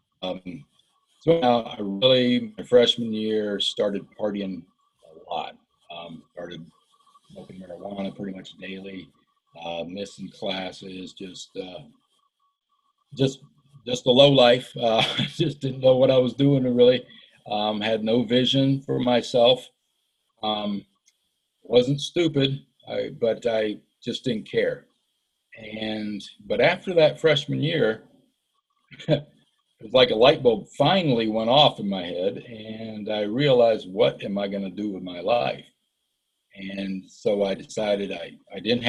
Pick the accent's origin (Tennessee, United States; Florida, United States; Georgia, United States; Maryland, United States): Florida, United States; also born or lived in Ohio / Western North Carolina; I grew up in Florida. We moved from Ohio when I was like 7 to Florida. So that's where I really grew up